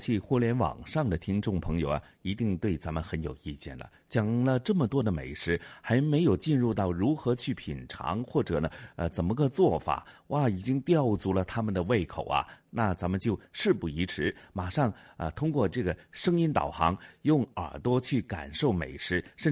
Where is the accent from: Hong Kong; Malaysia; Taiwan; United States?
Hong Kong; 按咱们香港人，又或者是南方人